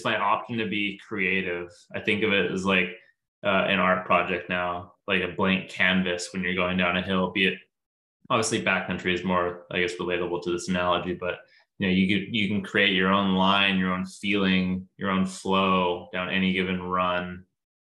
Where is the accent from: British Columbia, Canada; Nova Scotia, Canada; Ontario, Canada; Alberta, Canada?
British Columbia, Canada; near Kelowna; now in Seattle area, United States; I grew up in Canada. I grew up in a town near Kelowna, BC, and the ski hill we grew up skiing at was called Big White